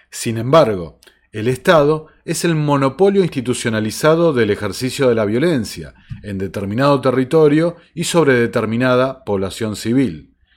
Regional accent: Argentina; en países como el mío, como la Argentina

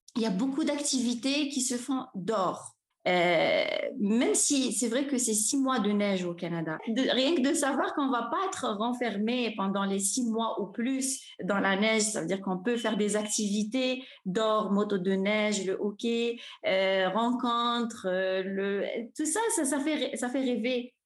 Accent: Oran, Oran Province, Algeria; je suis née, j'ai grandi à Oran

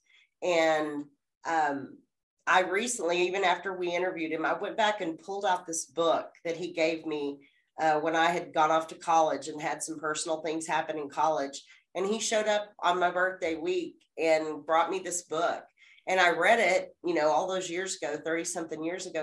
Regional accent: Lubbock, Texas, United States; born or raised there

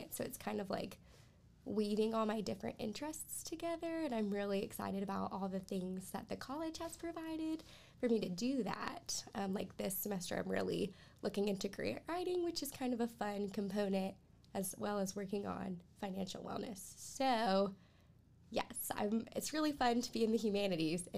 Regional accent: Columbia, South Carolina, United States; I'm from Columbia, South Carolina

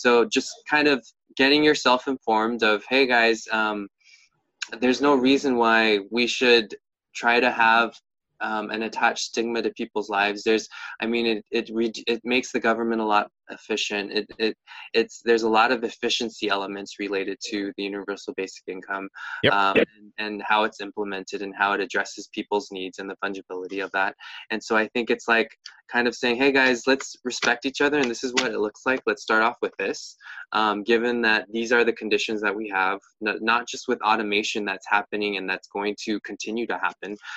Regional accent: United States; we as the American people

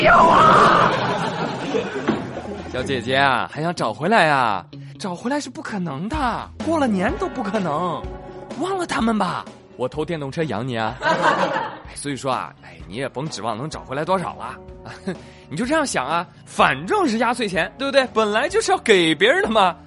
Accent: China; 我们中国人

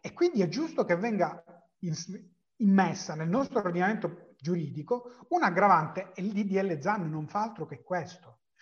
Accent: the South, Southern Italy, Italy; sono del Sud

